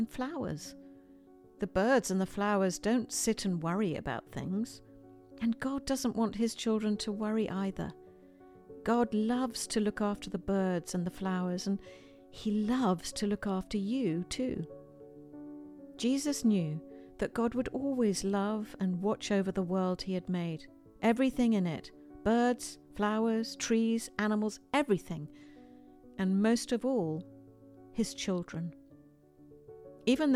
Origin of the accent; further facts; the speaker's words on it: United Kingdom; accent: British; my British accent